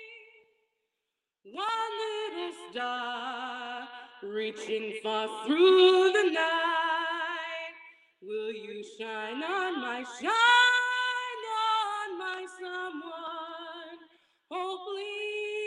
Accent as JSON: {"language": "English", "town": "San Francisco", "region": "California", "country": "United States", "said": "I'm from San Francisco, California, and when I'm not pursuing art, I'm a tour guide"}